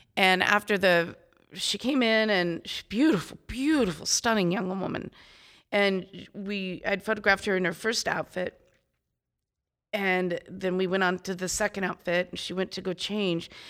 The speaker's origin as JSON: {"language": "English", "town": "Phoenix", "region": "Arizona", "country": "United States", "said": "I'm from Phoenix, Arizona."}